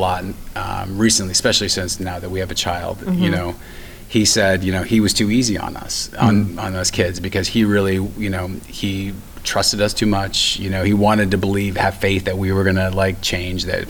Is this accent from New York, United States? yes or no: no; Stockton, California, United States; I'm from Stockton